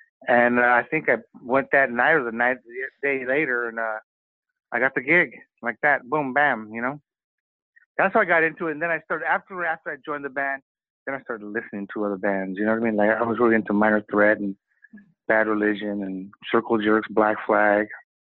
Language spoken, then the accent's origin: English; Venice Beach, California, United States; Venice Beach, California.